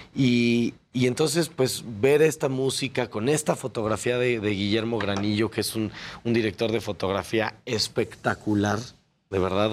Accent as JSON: {"language": "Spanish", "country": "Mexico", "said": "nosotros como mexicanos creativos"}